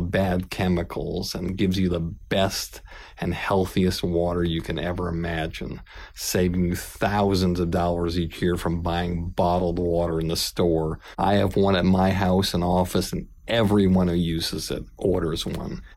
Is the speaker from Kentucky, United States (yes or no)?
no; Boston, Massachusetts, United States; I'm from Boston.